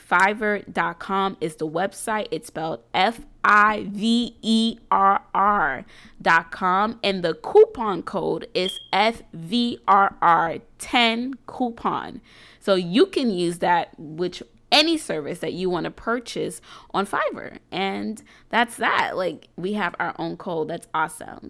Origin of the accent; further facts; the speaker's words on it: New York City, New York, United States; am an entrepreneur from New York City